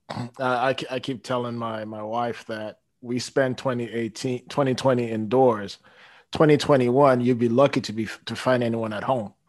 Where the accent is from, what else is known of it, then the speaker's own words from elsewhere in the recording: Toronto, Ontario, Canada; moved away as an adult; now in Frankfort, United States; I'm from Toronto.